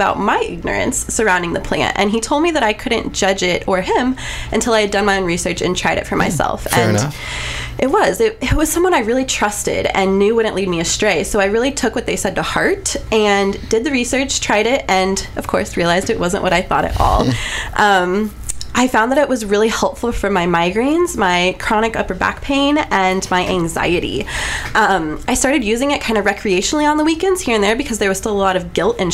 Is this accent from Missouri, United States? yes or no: yes; Columbia, Missouri, United States; also born or lived in Kirksville, Missouri; I am local. I grew up here in Columbia, Missouri, went to Rockbridge High School